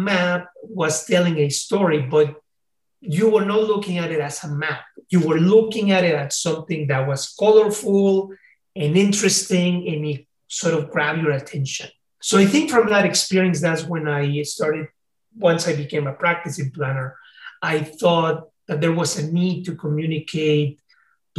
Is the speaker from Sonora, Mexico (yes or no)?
no; Mexico City, Mexico; English is a second language; also born or lived in California, United States; now in United States; I came from Mexico City